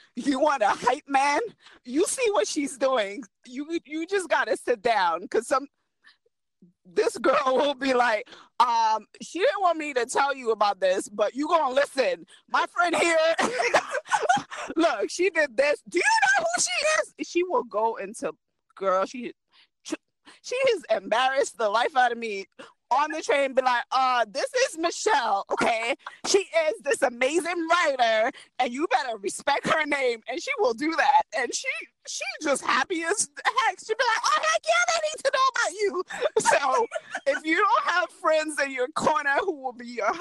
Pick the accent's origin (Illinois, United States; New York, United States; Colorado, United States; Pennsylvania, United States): New York, United States; New York City; I am Brooklyn Haitian. I grew up on Flatbush